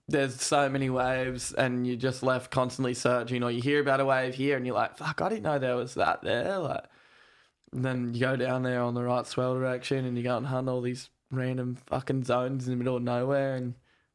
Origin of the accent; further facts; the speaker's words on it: Gold Coast, Queensland, Australia; also born or lived in New Zealand / Darwin, Australia; I was born in New Zealand and then moved to the Gold Coast when I was two. Lived on the Gold Coast for a few years